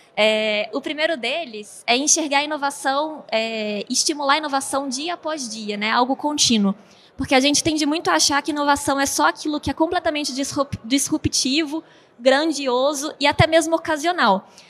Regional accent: Belo Horizonte, Minas Gerais, Brazil; moved away as an adult; now in São Paulo state, Brazil; eu sou de Belo Horizonte, moro no estado de São Paulo agora

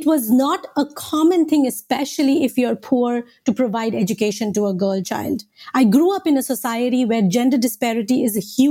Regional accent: India; moved away; I was born and raised in India

